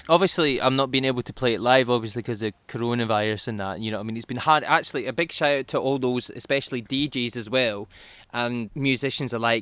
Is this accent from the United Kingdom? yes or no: yes; Fife, Scotland, United Kingdom; also born or lived in Glasgow; I'm from Fife. Mm-hmm. We're both Fife.